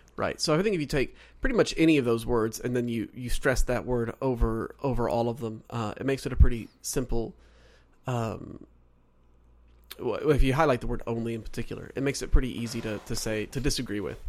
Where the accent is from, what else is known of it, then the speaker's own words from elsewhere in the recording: Oklahoma, United States; also born or lived in North Carolina; now in Southern California, United States; so originally I'm from Oklahoma. I was born and raised, well, I was raised there. I was born in North Carolina